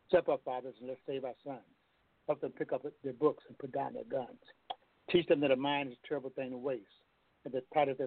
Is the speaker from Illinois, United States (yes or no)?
no; Toledo, Ohio, United States; I'm from Toledo